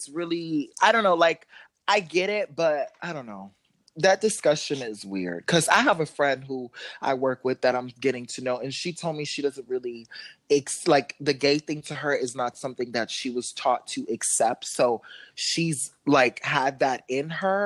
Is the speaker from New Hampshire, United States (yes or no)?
no; Miami, Florida, United States; we're from Miami